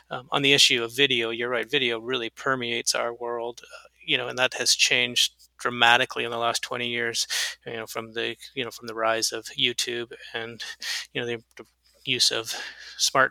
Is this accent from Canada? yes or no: yes; Canada; moved away; I grew up in Canada, so I'm a Canadian and an American